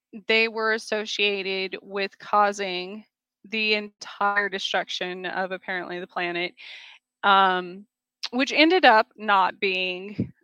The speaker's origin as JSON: {"language": "English", "region": "Southwest", "country": "United States", "said": "I came from the Southwest, so it's very common for animals to be associated with our spirit guides."}